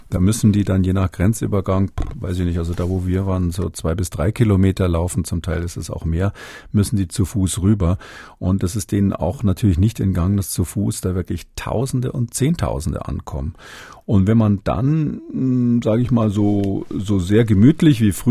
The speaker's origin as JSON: {"language": "German", "region": "West Germany", "country": "Germany", "said": "dass das nicht, wie man vielleicht so denkt als, als Wessi, sage ich mal"}